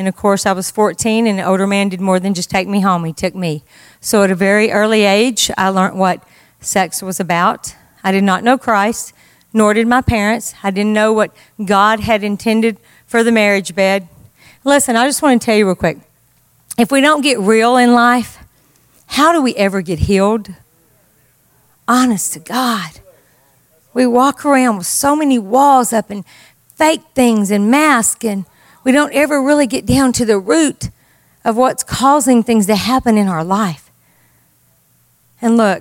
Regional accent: Deadwood, Texas, United States; I grew up right outside of Carthage, Texas, a little town called Deadwood, Texas, a little hole in the wall

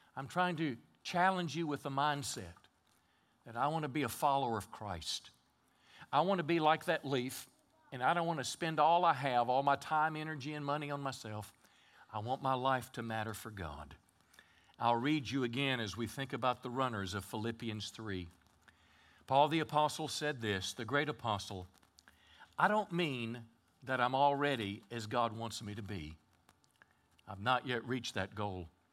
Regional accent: Mississippi, United States; moved away as an adult; also born or lived in California; now in Texarkana, United States; I was raised in Mississippi. My dad was a farmer

